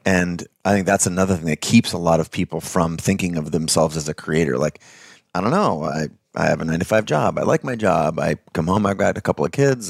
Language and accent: English; United States; I'm white, I'm male, I was born in America